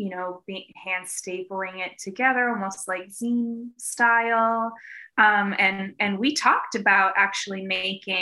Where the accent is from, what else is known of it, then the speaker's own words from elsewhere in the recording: Eastern Massachusetts, United States; I'm originally from Eastern Mass